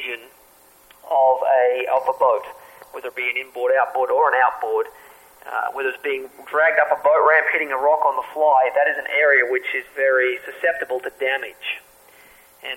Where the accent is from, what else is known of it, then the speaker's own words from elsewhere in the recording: Australia; moved away; I grew up in Australia